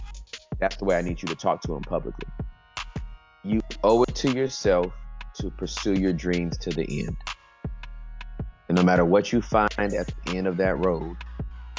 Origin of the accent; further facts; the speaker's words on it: Inglewood, California, United States; moved away as an adult; now in Dallas, United States; I am from Inglewood, California, Southern California